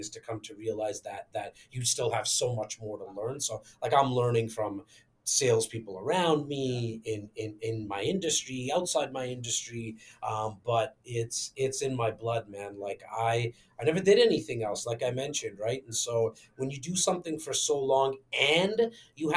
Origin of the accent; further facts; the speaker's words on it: Toronto, Ontario, Canada; born and raised in Toronto, Canada